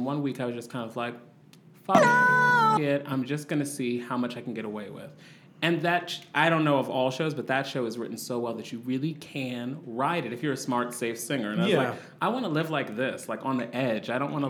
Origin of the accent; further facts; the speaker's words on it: Wisconsin, United States; I'm not. I'm from Wisconsin, but like I love their summer.